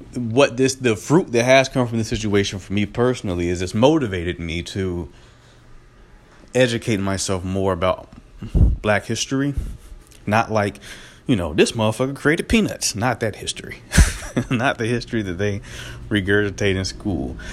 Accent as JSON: {"language": "English", "town": "Greenville", "region": "North Carolina", "country": "United States", "tie": "born or raised there", "moved": "yes", "said": "back in my hometown of Greenville, North Carolina"}